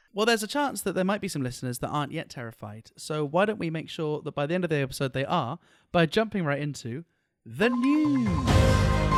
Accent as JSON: {"language": "English", "country": "United Kingdom", "said": "as a British person"}